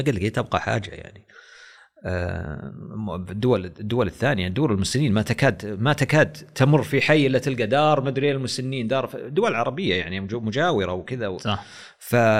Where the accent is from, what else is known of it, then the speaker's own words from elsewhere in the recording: Saudi Arabia; احنا في السعوديه